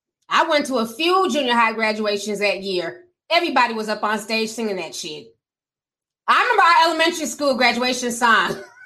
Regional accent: Midwest, United States; English is a second language; growing up in the Midwest

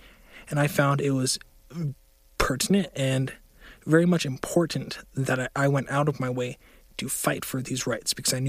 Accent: Utah, United States; I use they, her pronouns. I am a queer person born and raised in Utah, Utah County to be specific, where there's a lot of fear and wrong information about the community.

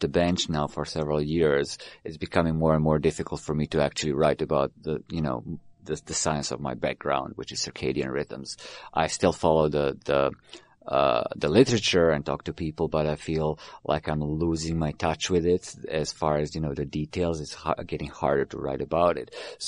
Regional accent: Belgrade, Serbia; moved away; I was born in Belgrade, which is now Serbia

